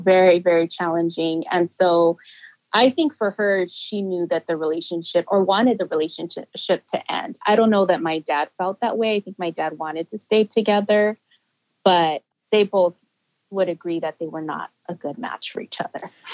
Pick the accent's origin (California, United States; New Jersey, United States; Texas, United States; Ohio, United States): California, United States; Los Angeles; also born or lived in San Francisco; I was born in San Francisco, but I do consider myself a native Angelino because my parents were there for just a year.